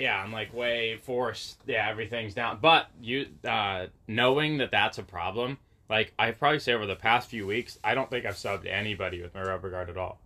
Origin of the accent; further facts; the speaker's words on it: Waldport, Oregon, United States; I grew up in Waldport.